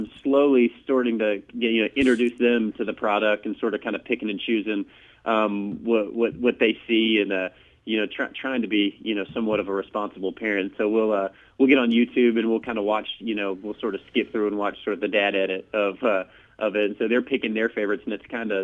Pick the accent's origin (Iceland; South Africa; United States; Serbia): United States; I was from the States